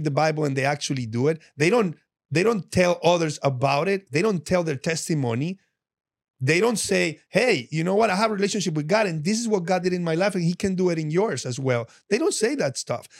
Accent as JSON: {"language": "English", "town": "Medellín", "region": "Antioquia", "country": "Colombia", "moved": "yes", "said": "I'm from Medellin, and I'm from all that drug-infested stuff that you see on T V"}